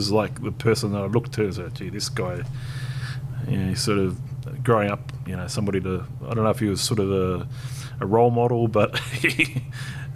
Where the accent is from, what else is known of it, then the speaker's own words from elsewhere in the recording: Australia; as an Australian